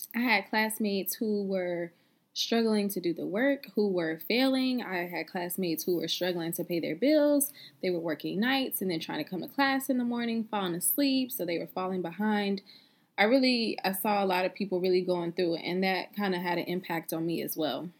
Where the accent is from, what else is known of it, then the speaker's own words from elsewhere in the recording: South Carolina, United States; I'm from South Carolina